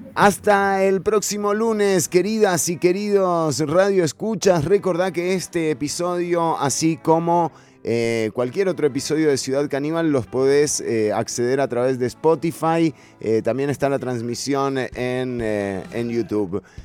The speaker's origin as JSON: {"language": "Spanish", "region": "San José", "country": "Costa Rica", "tie": "born or raised there", "said": "Yo me crié en Pavas, en Santa Catalina"}